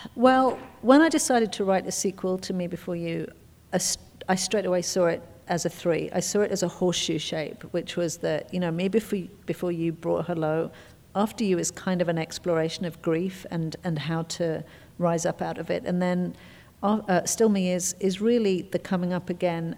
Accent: England, United Kingdom; I'm English.

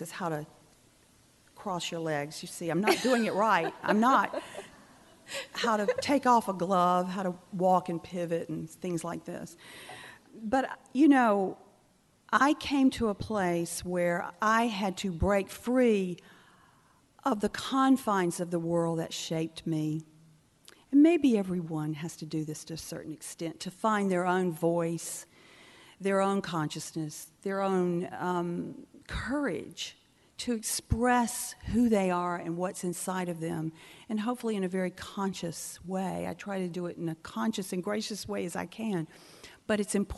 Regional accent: near Albany, Georgia, United States; moved away; also born or lived in Charleston, South Carolina; I remember being 13 when Martin Luther King Jr. marched near my hometown. He marched to Albany, Georgia, where I was born

